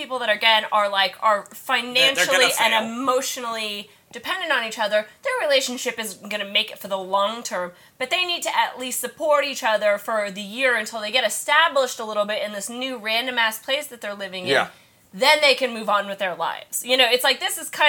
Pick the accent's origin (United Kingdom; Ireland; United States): United States; Kansas; I'm from Kansas.